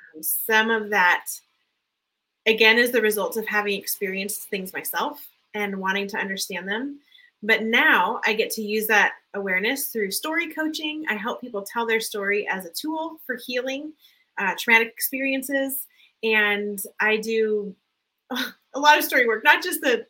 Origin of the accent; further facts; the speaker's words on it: Southern California, United States; I was raised in Southern California, low income, poverty level at times